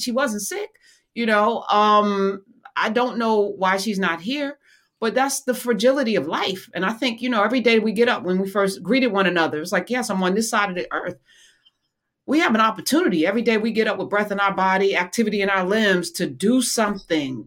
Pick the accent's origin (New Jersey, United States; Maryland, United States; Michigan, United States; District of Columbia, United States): New Jersey, United States; East Orange; the Cicely Tyson School in East Orange in my hometown